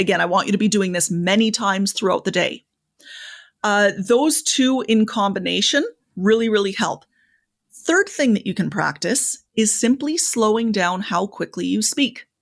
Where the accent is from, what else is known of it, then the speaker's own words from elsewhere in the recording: Canada; I'm Canadian